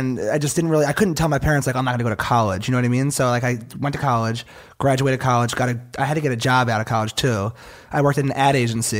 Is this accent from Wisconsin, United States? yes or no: no; Philadelphia, Pennsylvania, United States